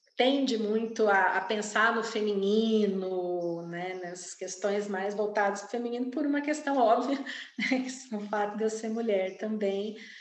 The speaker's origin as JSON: {"language": "Portuguese", "town": "Campo Grande", "region": "Mato Grosso do Sul", "country": "Brazil", "tie": "born or raised there", "said": "Eu nasci, vivo e trabalho em Campo Grande, Mato Grosso do Sul"}